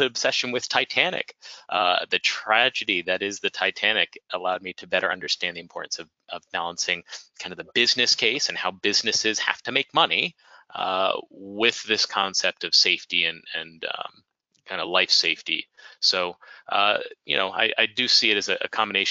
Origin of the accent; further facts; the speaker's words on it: D.C., District of Columbia, United States; I was raised outside of Washington, D.C.